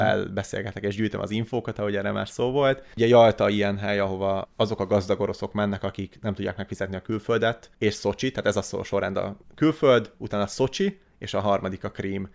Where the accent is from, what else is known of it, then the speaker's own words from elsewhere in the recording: Hungary; moved away; also born or lived in Russia; magyarként, főleg magyarként